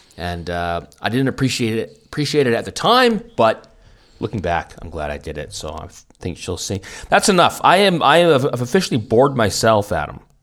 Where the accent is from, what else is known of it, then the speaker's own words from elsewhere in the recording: Vancouver, British Columbia, Canada; moved away as an adult; now in Germany; when I grew up in Vancouver